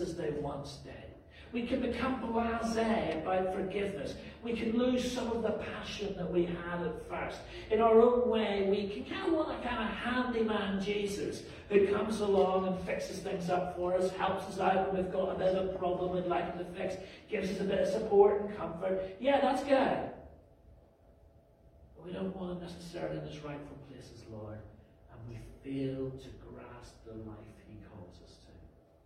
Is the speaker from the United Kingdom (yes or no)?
yes; Belfast, Northern Ireland, United Kingdom; moved away; growing up in Belfast